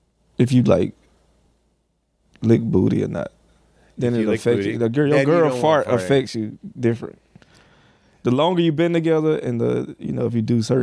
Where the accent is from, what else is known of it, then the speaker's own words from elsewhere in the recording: Clarkston, Georgia, United States; Well, I grew up in Clarkston, like part of Atlanta, Georgia.